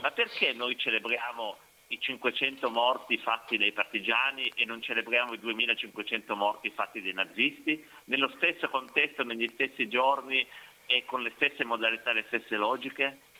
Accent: Piedmont, Italy; io vengo dal Piemonte

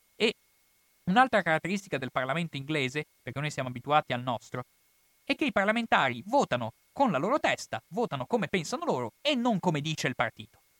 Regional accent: Italy; per me che sono italiano

